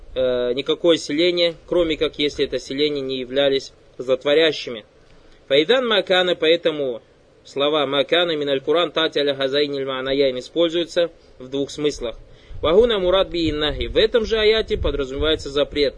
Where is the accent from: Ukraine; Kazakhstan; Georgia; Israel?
Kazakhstan; я оказался татарным из Казахстана